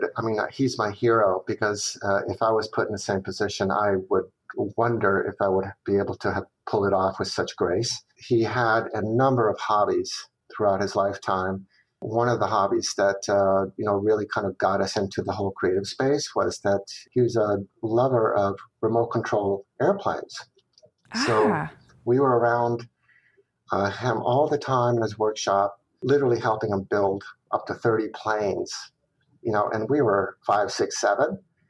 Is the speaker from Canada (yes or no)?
no; Chile; also born or lived in Venezuela; I was born in Venezuela, but I was immediately plucked away with the family to also go live in Chile for my first 7 years following my father's job.